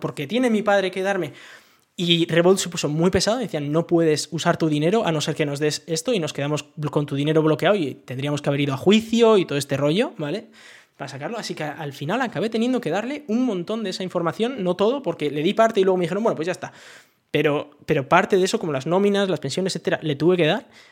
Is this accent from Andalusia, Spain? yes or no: no; Basque Country, Spain; now in France; yo siendo vasco